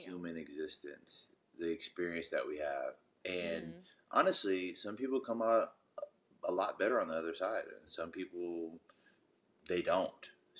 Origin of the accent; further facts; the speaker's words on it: New Orleans, Louisiana, United States; be from New Jersey or New York because I would want to be from New Orleans.